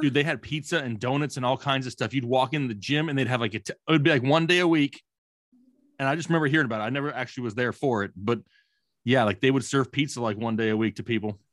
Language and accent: English; Arizona, United States; I'm a cool, calm, you know, ten-year-old once again growing up in Arizona